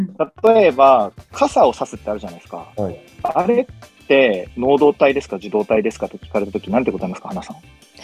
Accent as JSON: {"language": "Japanese", "town": "Sendai", "region": "Miyagi", "country": "Japan", "tie": "born or raised there", "moved": "as an adult", "lives_now": "Tokyo, Japan", "said": "僕は宮城県仙台市出身の"}